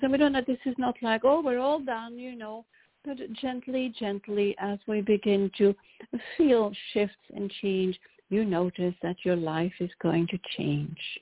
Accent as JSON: {"language": "English", "town": "Brussels", "region": "Brussels-Capital Region", "country": "Belgium", "tie": "born or raised there", "also_born_or_lived": "London", "moved": "as an adult", "lives_now": "Chicago, United States", "said": "I, I was born in Brussels"}